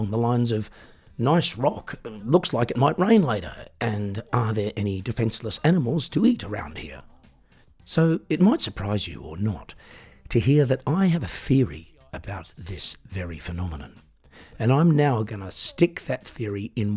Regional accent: Australia; now in Germany; I'm an Australian singer-songwriter, piano entertainer, comedian and podcaster, currently living in Germany

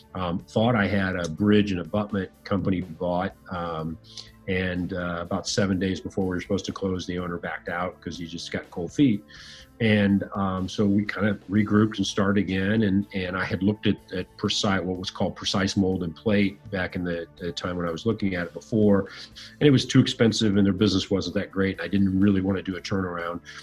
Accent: Fort Wayne, Indiana, United States; I uh, grew up in northern Indiana, city called Fort Wayne

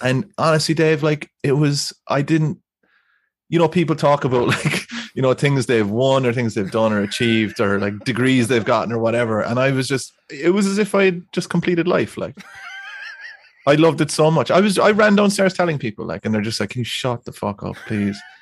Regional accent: Ireland

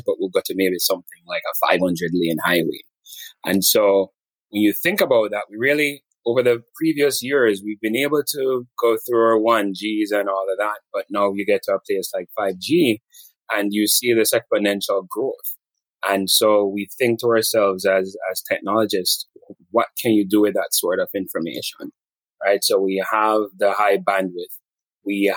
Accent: Montego Bay, Jamaica; moved away as an adult; now in United States; grew up in Jamaica, went to high school in Jamaica

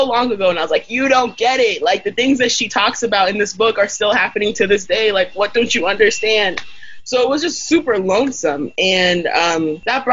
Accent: Idaho, United States; growing up in Idaho as a young black immigrant

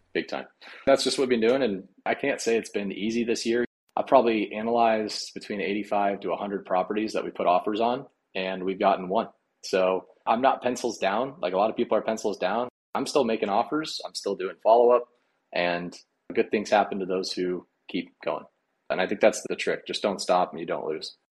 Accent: Colorado, United States; moved away as an adult; now in Nebraska, United States; I grew up in Colorado

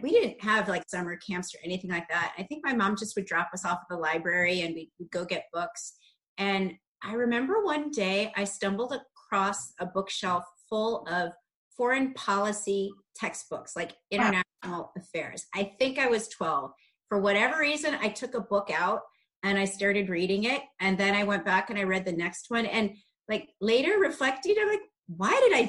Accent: Darien, Illinois, United States; I grew up in a small suburb of Chicago. It's called Darien, Illinois

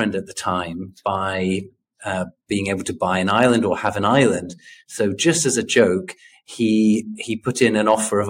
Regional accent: United Kingdom; moved away as an adult; also born or lived in Korea; now in South Korea; as a British person who spent 13 years now in Korea

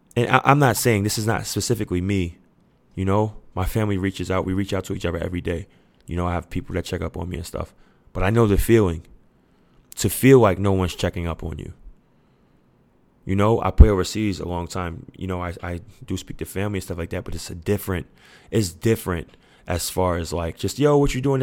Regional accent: New York City, New York, United States; I'm from Queens, New York. And our da-, our neighborhood, we damn near raise each other.

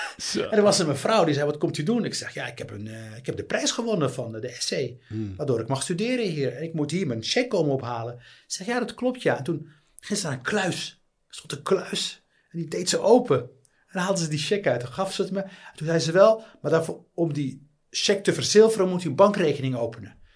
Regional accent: Netherlands; also born or lived in Tangier, Morocco; Hij hoorde natuurlijk aan mijn accent dat ik niet, eh, dat, dat, dat ik niet uit eh, Marokko kom. En hij zei, ja, waar kom je vandaan? Eh, ik zei, ja, Nederland

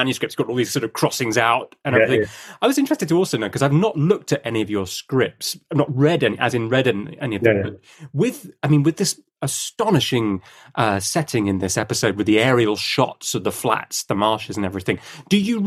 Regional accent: United Kingdom; as a Brit

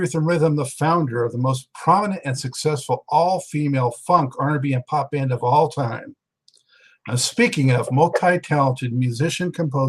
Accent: Los Angeles, California, United States; that's my hometown, and I always represent on this show with my L.A. Lakers hat

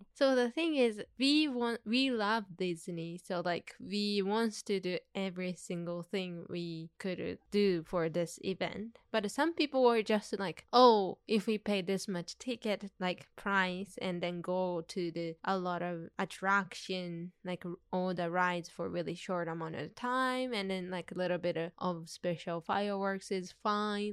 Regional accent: Tokyo, Japan; now in Los Angeles, United States; I grew up in Tokyo

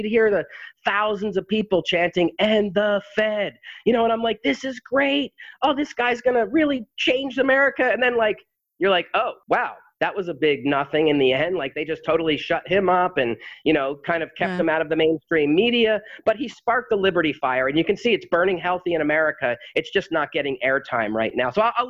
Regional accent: New England, United States; me growing up in New England

